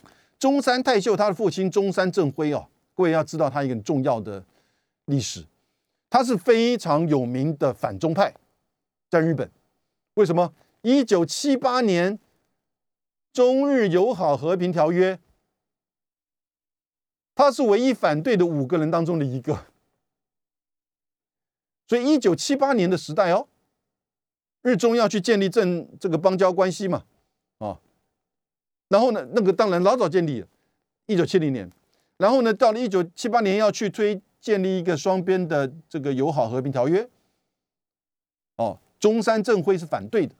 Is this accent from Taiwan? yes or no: yes; Taiwan; 我们台湾人自己怎么去看待这样子的一个美国把我们的安全问题变成一个区域跟国际的重大议题